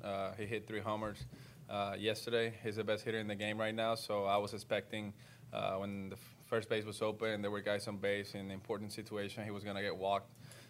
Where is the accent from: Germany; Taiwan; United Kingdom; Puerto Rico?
Puerto Rico; moved away; I got a plane going to Puerto Rico on Sunday, full of supplies, water, food, in order for me to help my hometown over there.